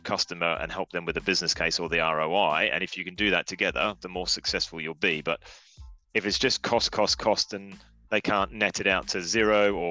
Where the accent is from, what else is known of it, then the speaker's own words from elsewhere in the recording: Australia; now in United Kingdom; I'm Australian, so I'll answer it as an Australian living in the UK